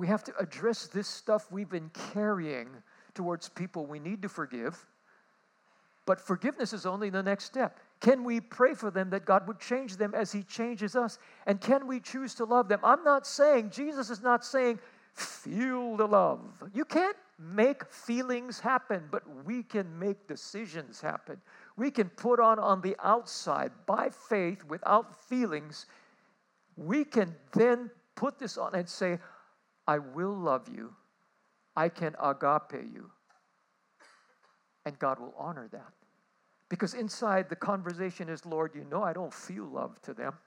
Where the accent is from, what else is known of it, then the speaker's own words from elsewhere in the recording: Honolulu, Hawaii, United States; I come from Kalihi.